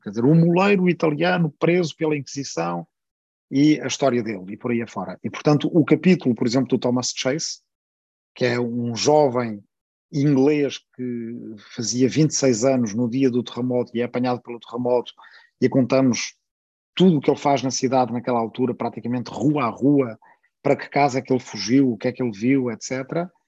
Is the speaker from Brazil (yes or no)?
no; Portugal; accent: Portuguese (European Portuguese); sou bastante consciente da diferença e das dificuldades que o sotaque de Portugal tem no Brasil